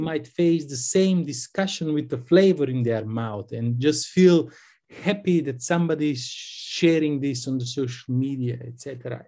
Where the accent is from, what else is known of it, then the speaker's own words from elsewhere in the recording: North Macedonia; I'm from Macedonia